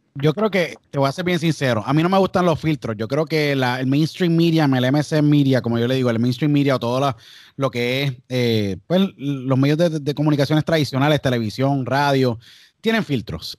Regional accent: San Juan, Puerto Rico; now in United States; yo nací en San Juan y empecé a hacer radio a los 12 años

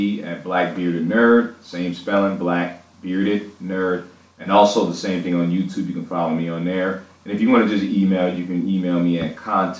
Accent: Buffalo, New York, United States; also born or lived in Atlanta; I grew up in Buffalo pretty much most of my life. I call Buffalo my home. I've lived in different places, but the city of Buffalo, New York, is my home.

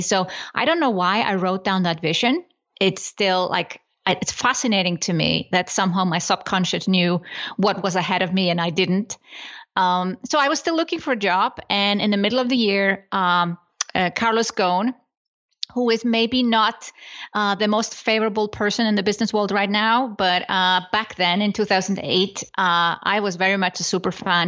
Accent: Iceland; moved away as an adult; now in Switzerland; I come from Iceland

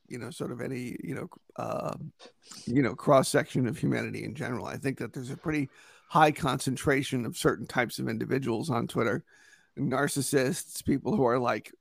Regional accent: Yonkers, New York, United States; moved away as an adult; now in Connecticut, United States; I'm from New York originally. Yonkers, that's where I grew up

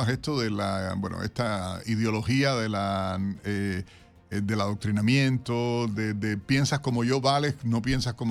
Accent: Cuba; moved away; yo no tengo pasaporte cubano porque dije no voy a tenerlo. Desde, después que salí de Cuba dije no me interesa tenerlo, no me interesa hacerlo.

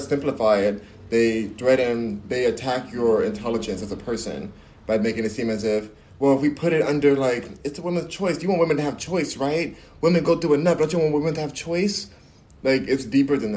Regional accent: United States; I love being American

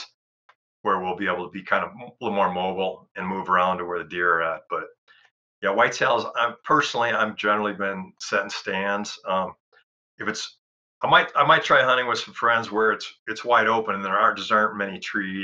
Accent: Wisconsin, United States; moved away; I grew up in Wisconsin

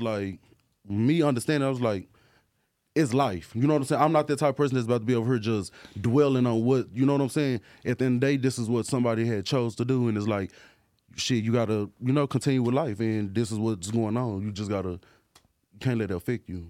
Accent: Dallas, Texas, United States; I'm from Dallas, you know, Dallas, Texas

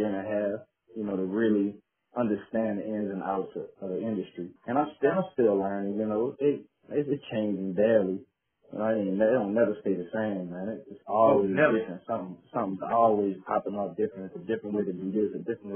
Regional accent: Westwego, Louisiana, United States; I grew up in Shots Project in West Wego on the West Bank

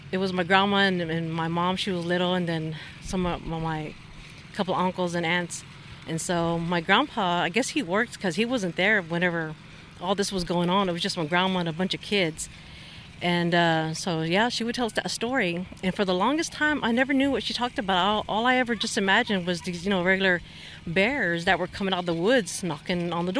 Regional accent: Honey Grove, Texas, United States; I'm from Honey Grove, Texas, which is on the other side of Paris, Texas

